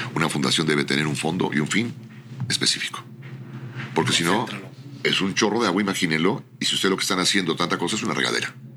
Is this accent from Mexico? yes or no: yes; Mexico; Creo en México, soy mexicano, amo mi tierra